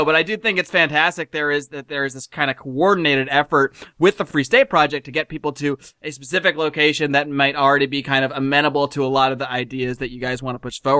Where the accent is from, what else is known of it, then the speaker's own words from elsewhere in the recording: United States; moved away as an adult; also born or lived in Connecticut / Buffalo, New York; now in Los Angeles, United States; I grew up back east. I grew up in Connecticut and as well as Buffalo, New York. So I grew up in cold, and that's one of the things that led me to come out here to California, to Los Angeles about 10 years ago